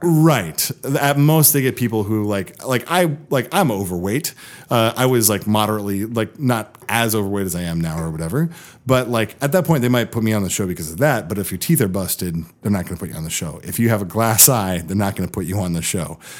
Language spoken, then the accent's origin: English; Seattle, Washington, United States; also born or lived in Bellingham, Washington / Los Angeles; I was born in Seattle. When I was eleven, I moved to the Bellingham area, then moved back to Seattle about six years ago